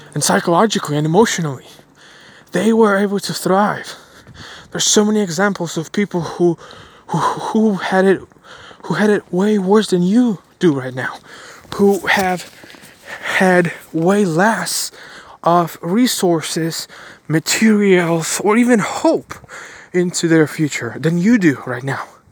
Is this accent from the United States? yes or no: no; Ukraine; moved away; also born or lived in Bulgaria; I was born in Ukraine. My family moved to Bulgaria. We did because of the war